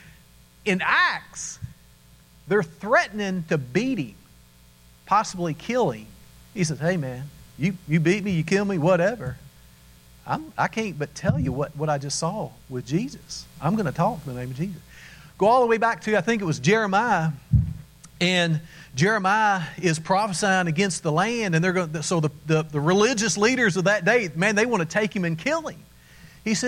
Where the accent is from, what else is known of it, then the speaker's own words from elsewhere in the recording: Kentucky, United States; We grew up in Kentucky.